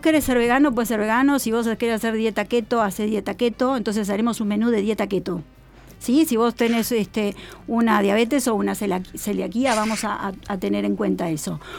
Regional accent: Uruguay; moved away; also born or lived in Argentina; yo soy uruguaya, viví 25 años en, en Argentina.

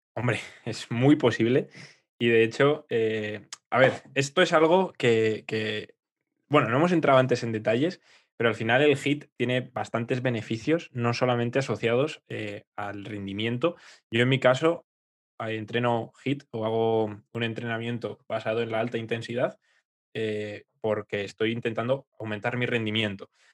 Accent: Aranda de Duero, Castile and León, Spain; moved away; yo me voy a mi pueblo, ahí Aranda, que tengo el Duero

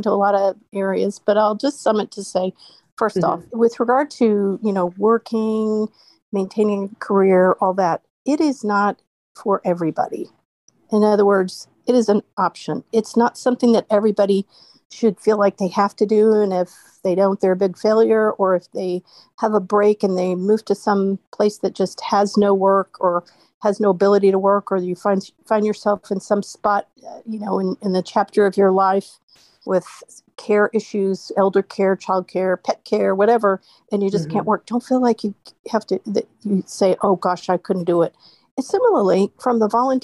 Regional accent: Georgia, United States; moved away as an adult; So I grew up in Georgia, and I had to go to a Georgia school in order to afford college

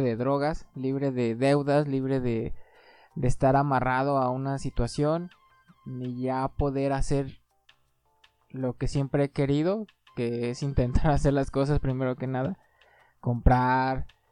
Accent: Aguascalientes, Mexico; soy de aquí de Aguascalientes

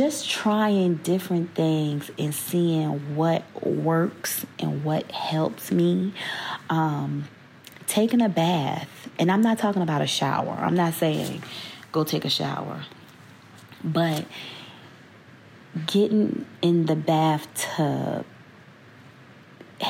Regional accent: Virginia, United States; moved away as an adult; back in VA, my hometown

